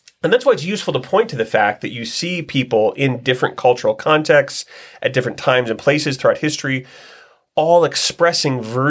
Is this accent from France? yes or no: no; Northeast Ohio, United States; I was born and raised in Northeast Ohio